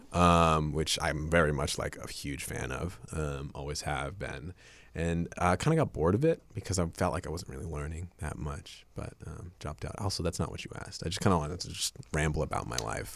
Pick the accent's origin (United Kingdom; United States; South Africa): United States; Ohio; also born or lived in Japan; I'm from Ohio